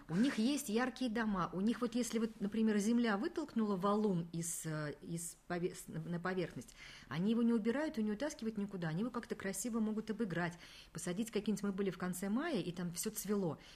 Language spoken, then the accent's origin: Russian; Kazan, Tatarstan, Russia; Мы говорим, из Казани